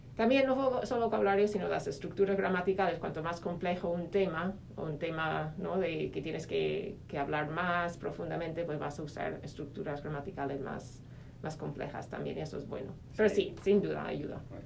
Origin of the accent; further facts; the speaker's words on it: Minnesota, United States; Spanish is a second language; moved away as an adult; also born or lived in Spain / Madrid; soy eh, de Minnesota, de Estados Unidos